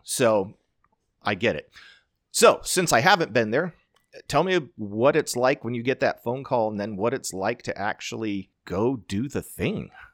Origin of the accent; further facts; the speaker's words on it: Nampa, Idaho, United States; Snake River Stampede. Being my hometown rodeo